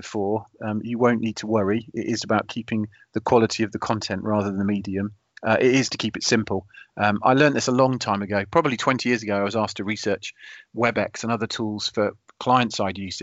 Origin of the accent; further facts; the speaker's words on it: United Kingdom; being British